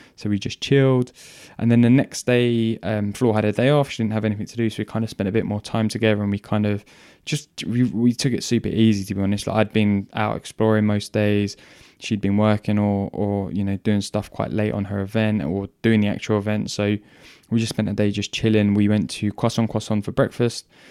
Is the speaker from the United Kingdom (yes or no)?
yes; England, United Kingdom; I'm English